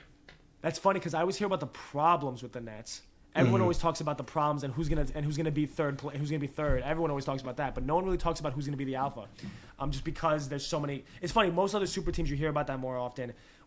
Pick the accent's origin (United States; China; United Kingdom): United States; New York; as a New Yorker